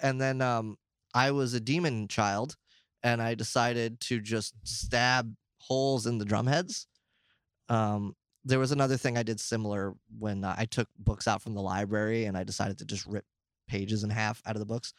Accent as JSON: {"language": "English", "country": "United States", "said": "I'm American"}